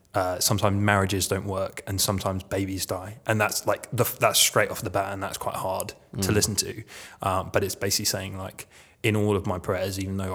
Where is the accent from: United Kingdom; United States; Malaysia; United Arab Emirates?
United Kingdom; London; also born or lived in East of England; I'm an officer's kid, so I grew up all over. Yeah. Mainly in the south, the east of England, oh, okay. I guess. Yeah, mainly. London, is probably the place I stayed the longest.